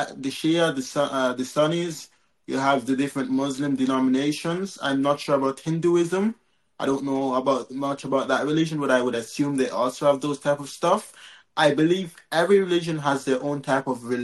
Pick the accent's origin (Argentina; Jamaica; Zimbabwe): Jamaica; I'm from Jamaica.